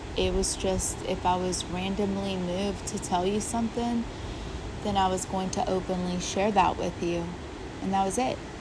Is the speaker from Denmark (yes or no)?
no; Puerto Rico; moved away; I grew up in Puerto Rico